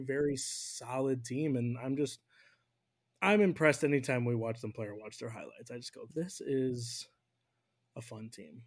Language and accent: English; United States; as an American fan